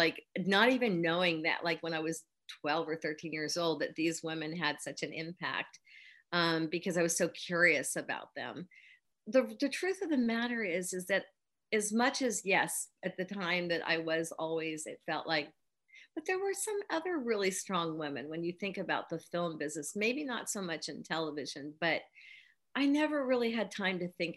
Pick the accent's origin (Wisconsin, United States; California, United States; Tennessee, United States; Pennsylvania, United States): California, United States; Northern; I was raised in Northern California